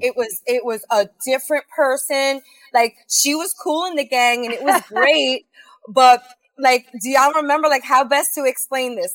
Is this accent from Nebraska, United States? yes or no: no; New York City, New York, United States; I'm from South Brooklyn. I'm from Sheepshead Bay.